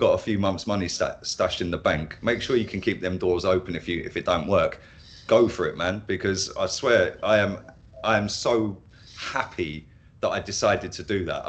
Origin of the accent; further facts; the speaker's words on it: Milton Keynes, South East England, United Kingdom; moved away as an adult; now in Spain; I'm originally from Milton Keynes, just north of London, about 40 miles north of London